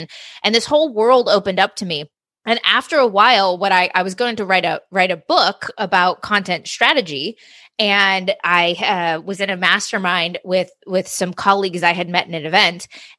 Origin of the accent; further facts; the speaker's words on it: California, United States; And I'm from Southern California, on and off. My parents had moved back here.